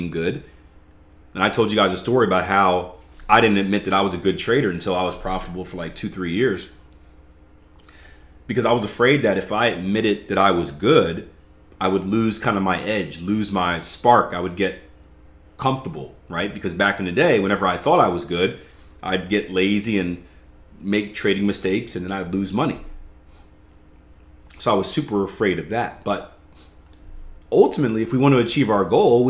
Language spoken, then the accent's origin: English; the East, Philly, East Coast, United States; I come from the East. We don't have barbecue on the East. I got cheesesteaks in Philly